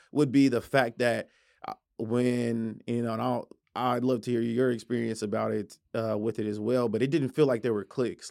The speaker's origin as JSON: {"language": "English", "town": "Tulsa", "region": "Oklahoma", "country": "United States", "said": "I'm from Tulsa"}